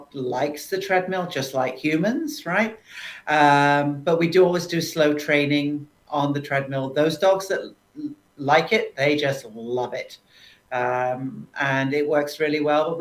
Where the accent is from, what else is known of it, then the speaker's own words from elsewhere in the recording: United Kingdom; now in St. Catharines, Canada; can't help that being a Brit